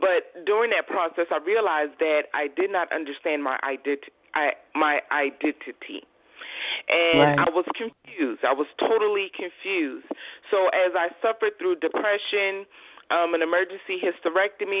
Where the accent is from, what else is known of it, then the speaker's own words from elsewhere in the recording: Georgetown, South Carolina, United States; I am originally from Georgetown, South Carolina